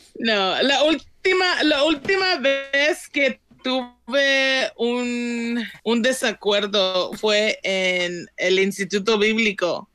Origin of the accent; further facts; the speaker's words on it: Compton, California, United States; Yo crecí en South Central, en Compton